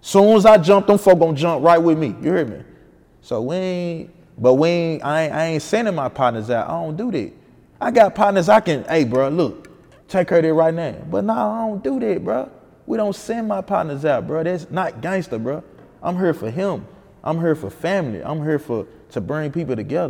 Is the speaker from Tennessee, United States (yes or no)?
yes; Memphis, Tennessee, United States; I'm from Memphis, or I'm from Fraser, I'm from this place